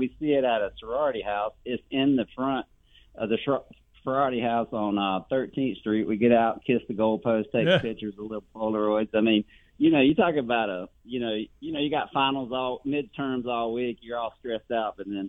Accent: South Georgia, United States; I'm from South Georgia, and I had many of playground fights out there because we were the only Gator family in the town.

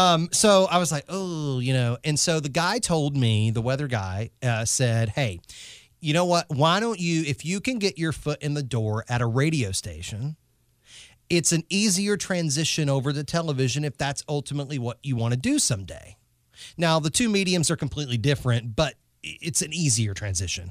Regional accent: North Carolina, United States; I'm from North Carolina

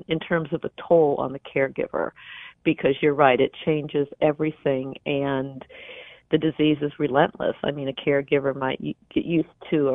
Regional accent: Champaign, Illinois, United States; moved away; I grew up in Champaign, and Champaign still feels much like home

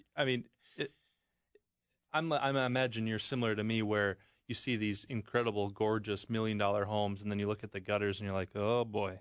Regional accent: Wisconsin, United States; I'm from Wisconsin

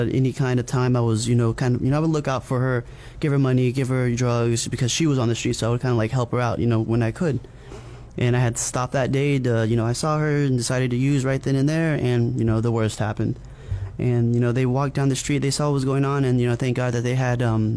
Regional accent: Missouri, United States; also born or lived in Texas; I was born in Texas. I grew up in the Midwest in Missouri.

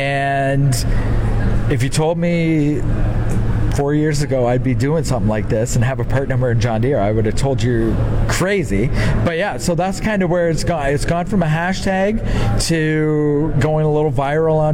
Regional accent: Southern Ontario, Canada; I'm from Southern Ontario, so it's a lot more smaller farms sizes

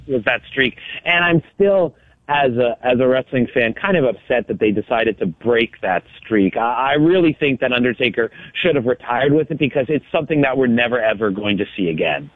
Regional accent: Canada; I'm Canadian

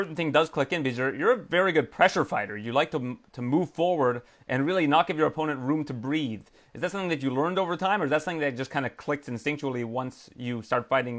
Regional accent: Canada; born or raised there

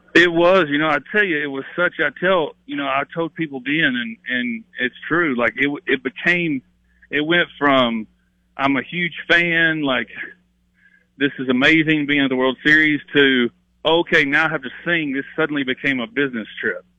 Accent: Kennett, Missouri, United States; moved away as an adult; now in Nashville area, United States; I grew up, like I said, you know, really close to Arkansas and Tennessee

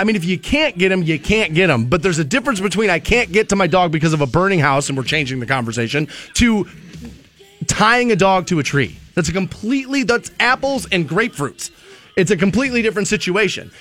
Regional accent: United States

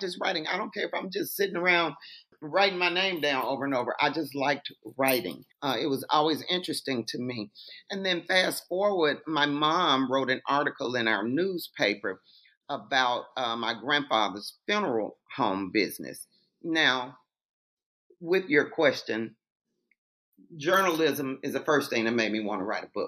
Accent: Mississippi, United States; moved away as an adult; also born or lived in Holly Springs, Mississippi / Houston, Texas; growing up in Mississippi

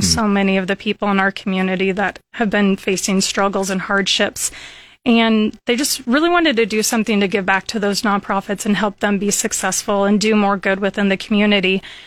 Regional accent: Lincoln, Nebraska, United States; also born or lived in Dorchester, Nebraska; I grew up in Lincoln, and Went all through school here

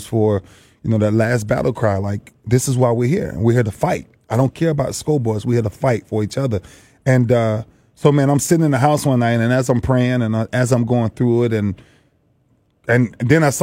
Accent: Lakeland, Florida, United States; moved away; came home to my hometown Lakeland

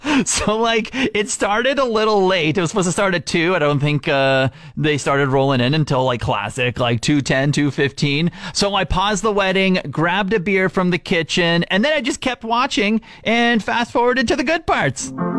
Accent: Regina, Saskatchewan, Canada; now in Fort McMurray, Canada; I'm originally from Regina

